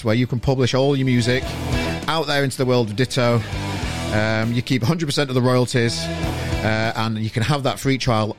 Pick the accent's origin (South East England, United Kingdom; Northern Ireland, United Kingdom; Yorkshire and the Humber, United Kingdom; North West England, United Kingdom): Yorkshire and the Humber, United Kingdom; Sheffield; moved away; my home country of Sheffield, hometown, home city